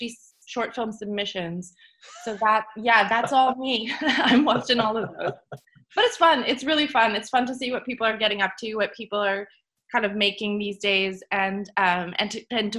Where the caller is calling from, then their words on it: Winnipeg, Manitoba, Canada